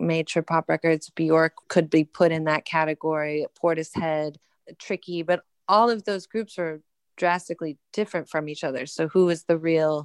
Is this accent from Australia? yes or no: no; Toronto, Ontario, Canada; also born or lived in a small town (hometown, unnamed); I spent my teen years and early 20s in Toronto